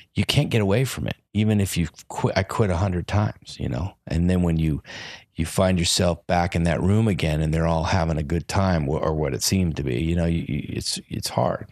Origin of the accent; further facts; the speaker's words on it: Los Angeles, California, United States; I'm from Los Angeles